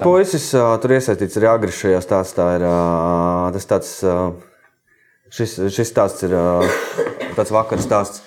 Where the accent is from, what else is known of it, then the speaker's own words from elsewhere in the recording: Jaunkalsnava, near Madona, Vidzeme, Latvia; also born or lived in Riga; es sākumā Pāvila Jurgānu mūzikas skolā mācījos, un tad mēs ar māmu pārvācāmies uz Jaunkausnu no Rīgas. Um, un, uh, es turpināju mācības Madonas mūzikas skolā no 4. klases